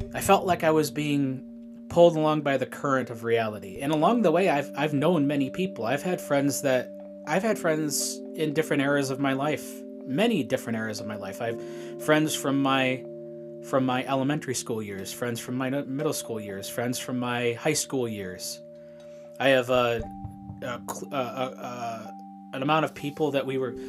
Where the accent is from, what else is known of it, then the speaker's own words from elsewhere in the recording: Shelby, United States; I was born in Shelby, uh, the Shelby State Hospital out there.